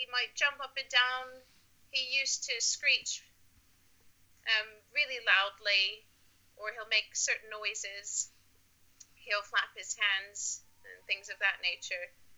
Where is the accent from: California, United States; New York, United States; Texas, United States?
New York, United States; Buffalo; now in Norwich, United Kingdom; I was previously born and raised in Buffalo, New York.